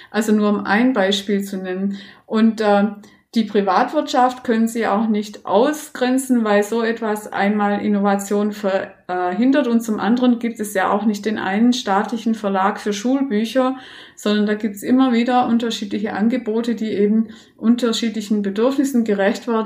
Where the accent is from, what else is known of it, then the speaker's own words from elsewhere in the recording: Baden-Württemberg, Germany; ich komme aus Baden-Württemberg und war da selber sehr lange sowohl als Netzwerkerin äh, tätig als auch in der Fortbildung